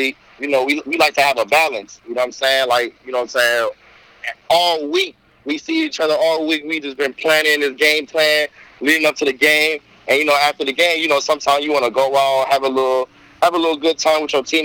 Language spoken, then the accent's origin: English; Inglewood, California, United States; also born or lived in Panorama City, California; growing up in Inglewood, growing up in the inner city